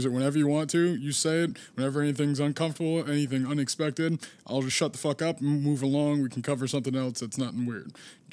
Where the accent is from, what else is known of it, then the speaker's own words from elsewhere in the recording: Northeast, United States; accent: Northeast; You can probably tell at home by my accent, I am very clearly from the Northeast.